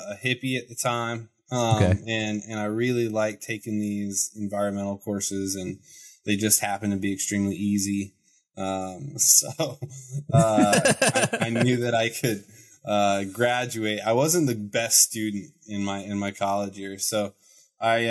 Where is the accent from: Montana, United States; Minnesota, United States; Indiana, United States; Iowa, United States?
Indiana, United States; Terre Haute; moved away as an adult; also born or lived in Bloomington, Indiana / Colorado; now in Idaho, United States; I grew up in the armpit of Indiana, Terre Haute.